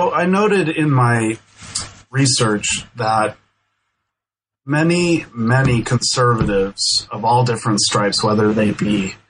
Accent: Denver, Colorado, United States; So I grew up in Denver, and I went to University of New Mexico.

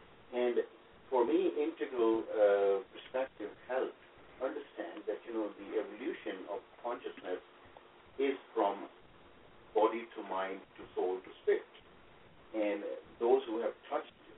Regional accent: Pakistan; English is a second language; moved away; I was born in Pakistan, and I grew up in a household which was mildly religious

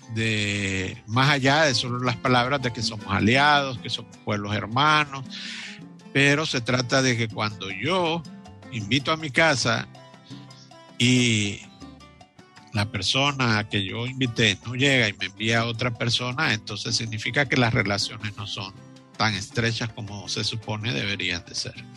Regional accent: Honduras; somos los hondureños que trabajamos día a día

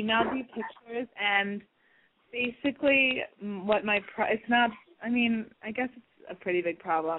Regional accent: New York, United States; I'm 18. I'm from New York.

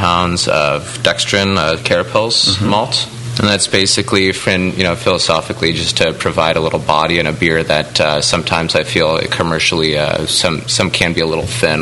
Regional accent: Agoura Hills, California, United States; I'm from Agoura Hills

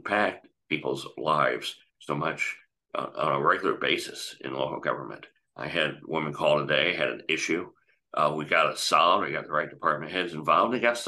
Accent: United States; as an American

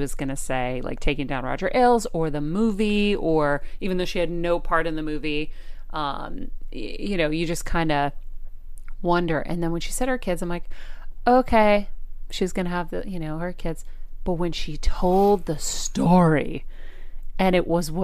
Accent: Boston, Massachusetts, United States; accent: Boston; I'm a Boston girl

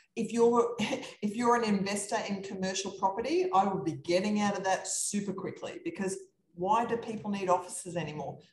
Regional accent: Australia; I'm from Australia. That's this funny accent going on here

